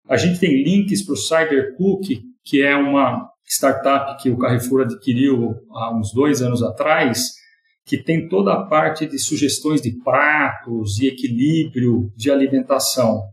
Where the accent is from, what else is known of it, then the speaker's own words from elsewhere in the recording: São Carlos, São Paulo, Brazil; accent: caipira; moved away as an adult; now in São Paulo, Brazil; eu nasci em São Carlos, sou caipira de São Carlos